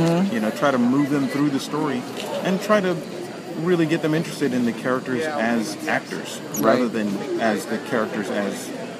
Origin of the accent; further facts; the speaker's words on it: Atlanta, Georgia, United States; Yeah, I'm from Atlanta, mm-hmm. and so I'm about, like, maybe... almost 2 hours away from here